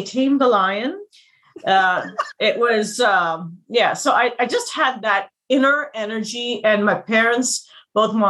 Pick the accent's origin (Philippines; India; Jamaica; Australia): India; also born or lived in United States; I was born in India. I went to the States when I was a little kid. I stayed there till I was 8 or 9